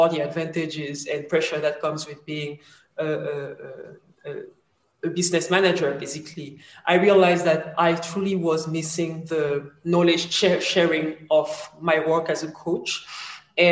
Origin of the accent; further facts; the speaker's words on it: Cameroon; moved away as an adult; also born or lived in France / Abidjan, Ivory Coast; basically raised in Cameroon